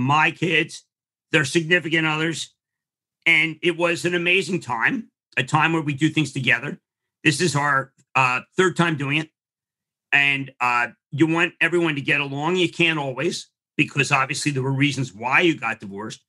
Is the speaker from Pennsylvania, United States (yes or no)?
yes; Philadelphia, Pennsylvania, United States; I'm from Philadelphia